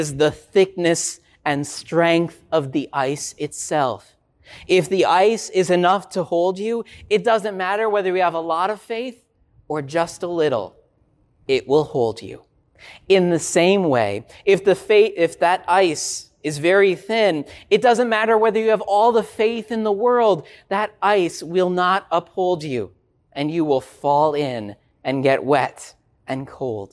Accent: Minnesota, United States; I grew up in Minnesota

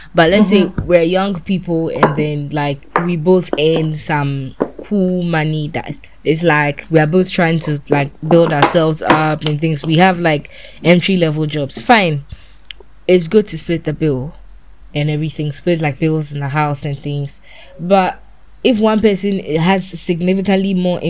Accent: Ghana; as a Ghanaian woman

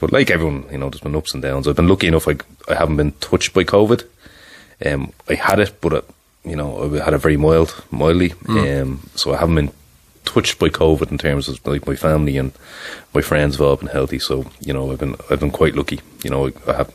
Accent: Ireland; I'm from Toymaville beside Cuckoo's Nest. For anyone that would be familiar with that neck of the woods, that's where I'm from originally. That's where I grew up.

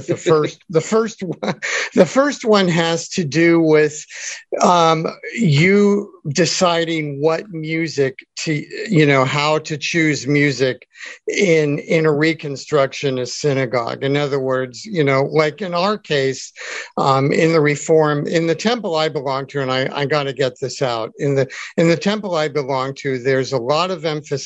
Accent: Santa Monica, California, United States; I'm from Santa Monica. I live in Santa Monica

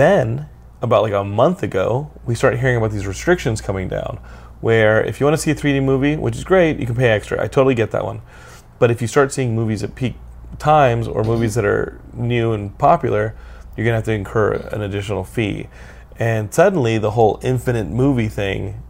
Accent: Texas, United States; I'm from Texas

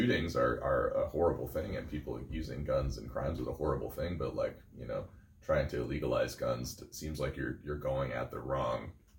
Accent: Chicago, Illinois, United States; Like Chicago. I'm from Chicago.

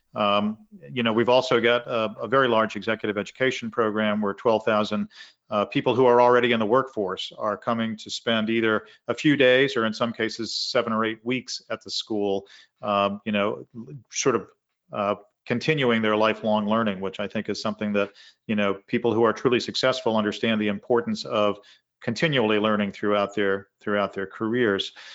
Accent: Arlington, Massachusetts, United States; I grew up in Arlington, Massachusetts, twenty minutes from Harvard Yard.

